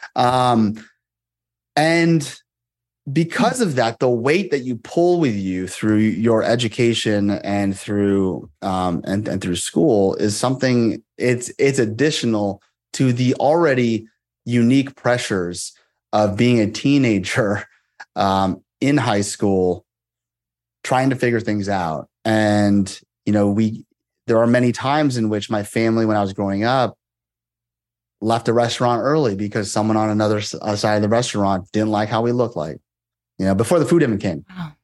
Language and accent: English; Moraga, California, United States; also born or lived in Monterey, California; I grew up there from when I was five and, until I graduated high school